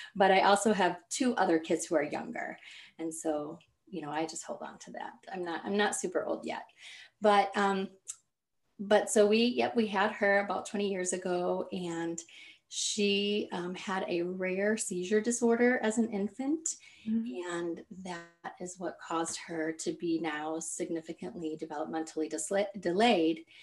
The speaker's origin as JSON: {"language": "English", "region": "Kansas", "country": "United States", "tie": "born or raised there", "moved": "as an adult", "lives_now": "Michigan, United States", "said": "So I was born and raised in Kansas, and now I live in Michigan."}